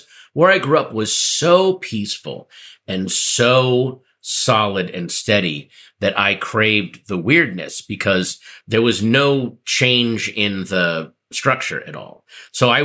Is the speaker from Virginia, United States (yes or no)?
yes; Northern Virginia, United States; I grew up in the bland suburbs of Northern Virginia